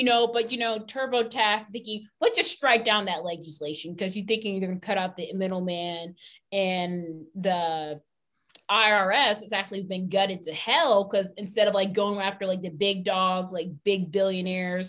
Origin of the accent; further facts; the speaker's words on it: United States; as an American